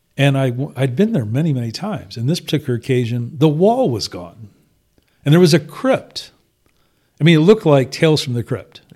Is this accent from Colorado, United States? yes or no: no; Toledo, Ohio, United States; I grew up in sort of greater metropolitan Toledo